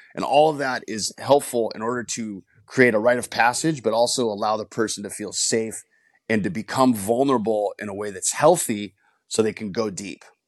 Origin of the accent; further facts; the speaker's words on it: Los Angeles, California, United States; grew up in a rough area of Northeast L